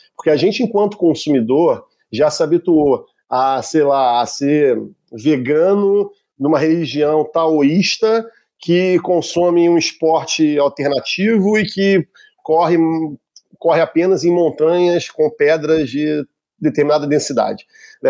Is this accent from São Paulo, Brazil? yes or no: no; Rio de Janeiro, Brazil; quando eu era pequeno, no Rio de Janeiro, a gente tinha o um Campeonato Carioca